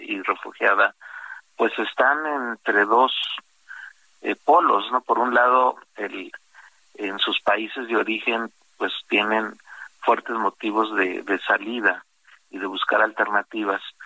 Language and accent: Spanish; Mexico; 30% somos mexicanos, porque también nosotros ya estamos otra vez yendo a Estados Unidos